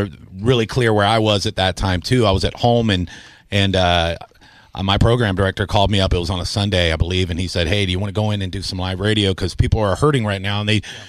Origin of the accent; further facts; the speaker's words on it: Tampa, Florida, United States; I am a homegrown boy. I will say that. I think I'm the only on-air talent that is born and raised in Tampa